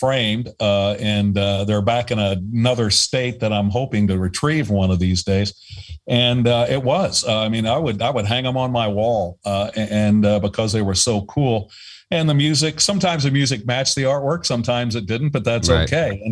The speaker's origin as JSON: {"language": "English", "town": "Middletown", "region": "Ohio", "country": "United States", "tie": "born or raised there", "also_born_or_lived": "San Diego", "moved": "yes", "said": "I grew up with in Middletown, Ohio, which is a, you know, smallish town right in between Cincinnati and Dayton"}